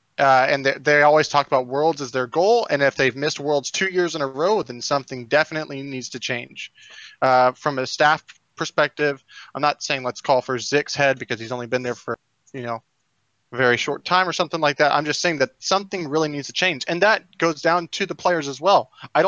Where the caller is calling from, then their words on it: Houston, Texas, United States; Houston, Texas.